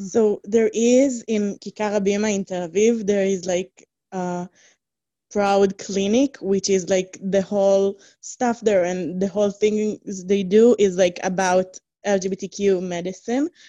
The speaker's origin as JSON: {"language": "English", "town": "Umm al-Khair", "region": "West Bank", "country": "Palestine", "said": "I'm from Umakhir, and I'm in Umakhir"}